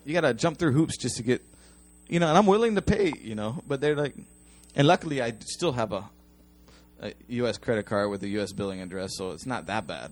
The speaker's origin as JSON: {"language": "English", "country": "United States", "moved": "yes", "lives_now": "Japan", "said": "I'm an American"}